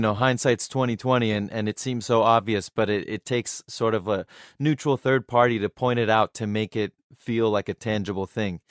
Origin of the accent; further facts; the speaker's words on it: United States; I'm American, but I can relate to that because, you know, I, m, my background is Middle Eastern